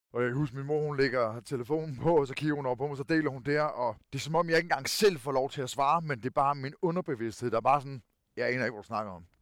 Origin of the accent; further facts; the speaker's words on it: Kerteminde, Southern Denmark, Denmark; accent: Funen (fynsk); jeg er født og opvokset i Katminde, i Kærteminde, hvor jeg stadigvæk bor